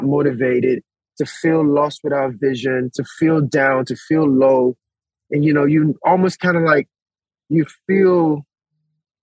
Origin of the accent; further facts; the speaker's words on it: Nigeria; moved away; also born or lived in United States; I was born in Nigeria